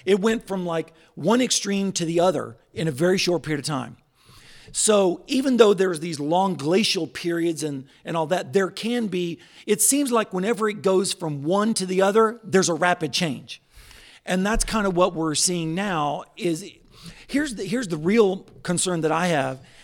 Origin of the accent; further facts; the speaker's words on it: Northeast Oklahoma, United States; moved away as an adult; also born or lived in Tulsa, Oklahoma; now in Joplin, United States; I was born in Tulsa, uh, was raised in Northeast Oklahoma. I consider you Fala, Oklahoma, my hometown